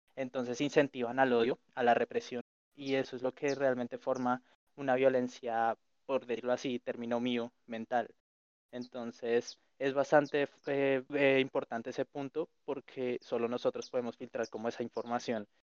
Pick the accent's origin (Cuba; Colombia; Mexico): Colombia; nosotros como colombianos